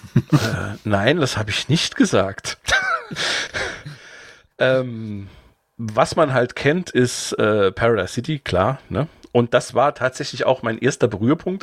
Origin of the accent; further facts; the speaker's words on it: Saarbrücken area, Saarland, Germany; wo ich quasi fast jeden Tag von der Schule nach, nach Hause gefahren bin aus Saarbrücken